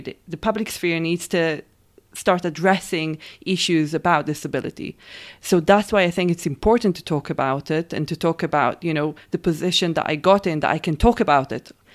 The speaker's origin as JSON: {"language": "English", "country": "Israel", "tie": "born or raised there", "said": "I'm from Israel, raised and born there"}